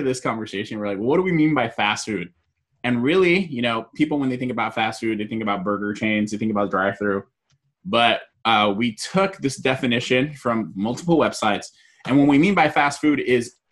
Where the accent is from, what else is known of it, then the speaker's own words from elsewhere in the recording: Southern California, United States; Me and Jose are from Southern California.